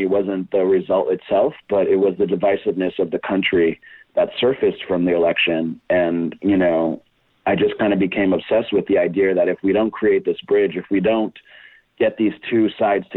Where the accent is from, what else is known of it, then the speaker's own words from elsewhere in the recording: Brazil; moved away as an adult; also born or lived in Boston, Massachusetts, United States / San Francisco, United States; now in Los Angeles, United States; And then when I was 8 years old, we moved to Brazil. So I lived most of my life in Brazil up until 24